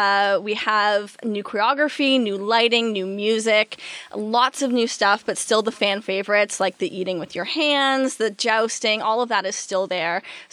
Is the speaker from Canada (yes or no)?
yes; Peterborough, Ontario, Canada; born or raised there